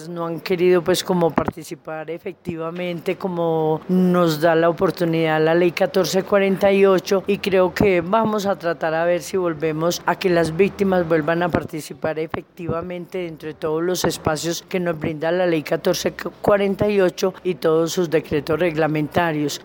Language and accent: Spanish; Nariño, Colombia; Yo soy de Nariño, pero llevo aquí seis años